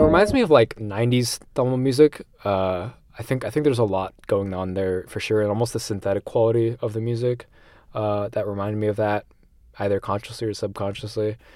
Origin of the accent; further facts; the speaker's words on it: Shrewsbury, Massachusetts, United States; I'm born and raised in Massachusetts, this tiny little town in central Mass called Shrewsbury.